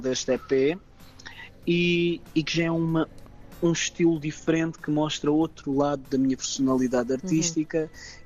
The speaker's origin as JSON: {"language": "Portuguese", "region": "Algarve", "country": "Portugal", "tie": "born or raised there", "said": "sou algarvio, algarvio de gema"}